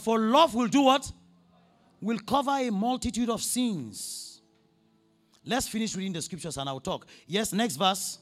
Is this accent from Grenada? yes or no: no; Nigeria; I'm from Nigeria